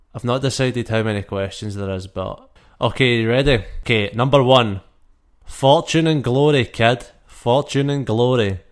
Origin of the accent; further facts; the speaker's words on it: Scotland, United Kingdom; I'm Scottish